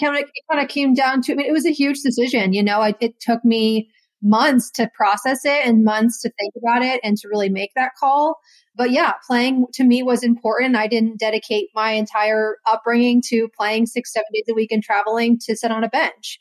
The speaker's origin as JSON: {"language": "English", "region": "Connecticut", "country": "United States", "said": "I was from Connecticut"}